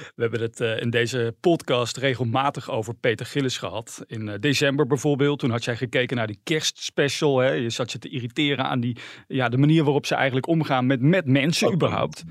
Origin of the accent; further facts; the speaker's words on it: North Brabant, Netherlands; wij komen ook uit Brabant